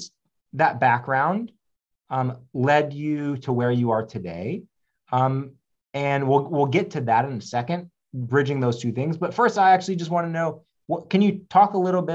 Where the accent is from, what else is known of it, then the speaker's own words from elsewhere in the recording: the South, United States; I grew up also Jewish in the South